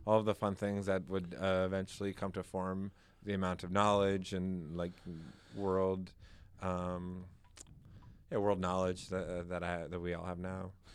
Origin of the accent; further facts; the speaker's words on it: Maryland, United States; moved away as an adult; also born or lived in Virginia; now in New Hampshire, United States; I grew up in Maryland, right outside of D C